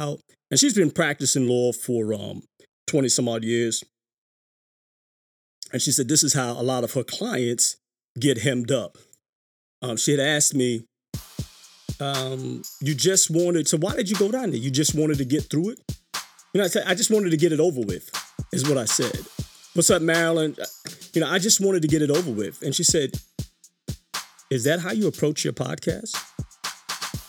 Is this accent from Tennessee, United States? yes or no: no; New York City, New York, United States; growing up in New York City